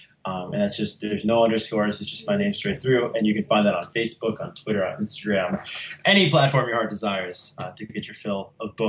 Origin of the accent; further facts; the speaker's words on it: New Jersey, United States; growing up in New Jersey.